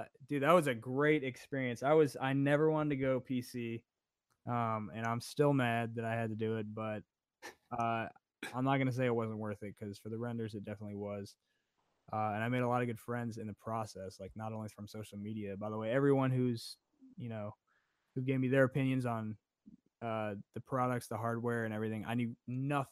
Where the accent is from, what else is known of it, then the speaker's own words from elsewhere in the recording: Chicago, Illinois, United States; moved away as an adult; now in Atlanta, United States; I grew up in Chicago. So I'm from Chicago. Moved out here for 4 years for college, and then stayed out here because of the work